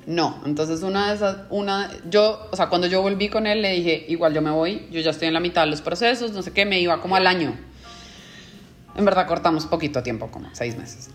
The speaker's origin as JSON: {"language": "Spanish", "country": "Colombia", "tie": "born or raised there", "moved": "as an adult", "lives_now": "Mexico", "said": "soy colombiana, tengo 31 años"}